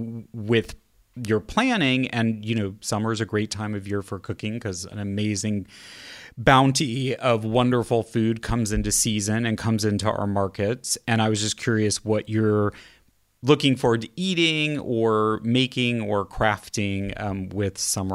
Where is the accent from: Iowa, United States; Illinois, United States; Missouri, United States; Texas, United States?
Missouri, United States; Kansas City; I'm actually from the Midwest too, slightly south of you in Kansas City.